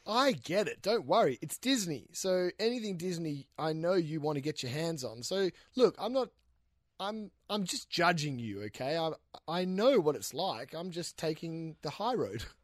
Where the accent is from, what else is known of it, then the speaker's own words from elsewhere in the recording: Western Australia, Australia; I'm from Western Australia